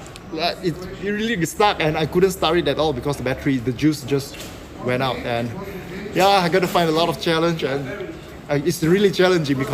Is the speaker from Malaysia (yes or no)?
yes; Malaysia; moved away as an adult; now in St. Gallen, Switzerland; I'm born and raised in Malaysia